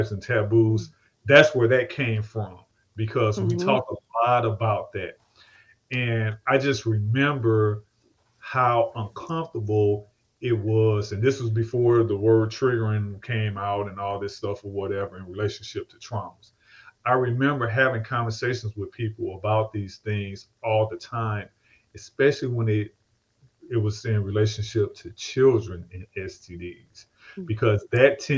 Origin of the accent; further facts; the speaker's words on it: St. Louis, Missouri, United States; I come from St. Louis